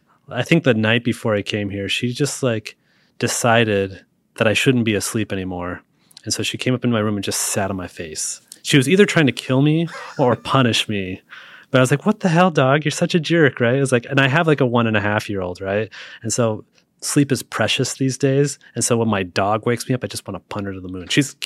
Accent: Seattle, Washington, United States; Like, I'm from Seattle, which there's a ton of great roasters in Seattle as well.

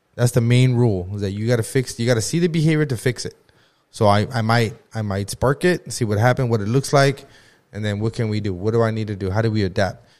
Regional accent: Lamont, California, United States; growing up in Lamont, everybody knows everybody

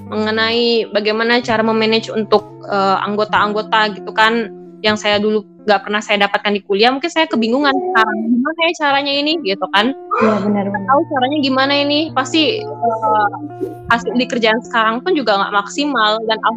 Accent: Java, Indonesia; now in Bulukumba, Indonesia; misalkan yang di sini contohnya di Bulu Kumba sendiri, saya orang Jawa.

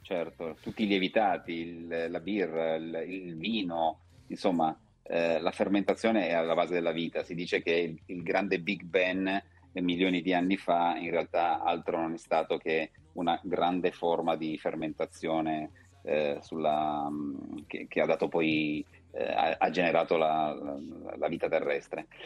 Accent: Turin, Piedmont, Italy; io sono torinese, vivo a Torino e la mia azienda è a Vercelli

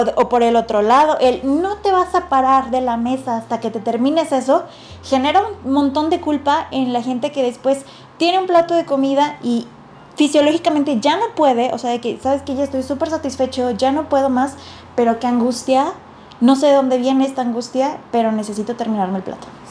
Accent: Mexico; como mexicanos y como latinos tenemos una prevalencia

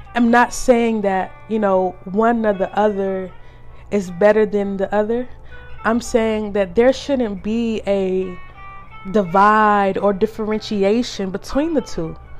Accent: the South, United States; Growing up in the South

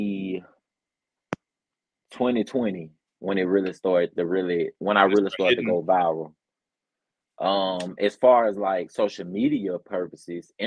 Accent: Birmingham, Alabama, United States; I'm from Birmingham, Alabama. That's where I was born and raised, and unfortunately, I still live here

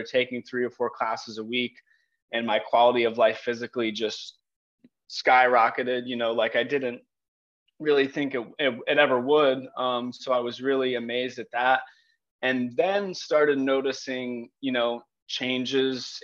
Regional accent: Palm Beach County, Florida, United States; I grew up in Palm Beach County, fourth generation, actually on my mom's side.

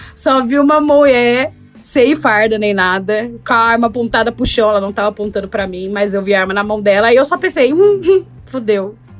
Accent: Brazil; also born or lived in United States; eu sou do Brasil

